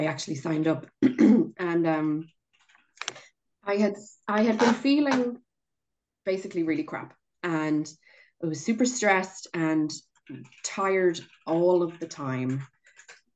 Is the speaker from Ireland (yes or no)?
yes; Ireland; moved away as an adult; now in California, United States; I'm from Ireland.